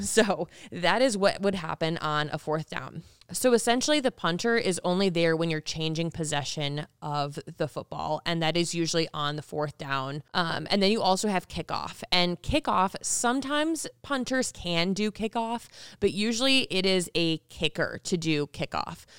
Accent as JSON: {"language": "English", "region": "Michigan", "country": "United States", "moved": "as an adult", "lives_now": "Las Vegas, United States", "said": "I'm from Michigan"}